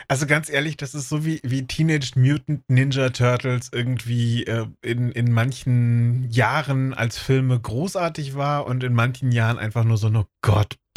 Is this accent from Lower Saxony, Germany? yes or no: yes; Lower Saxony, Germany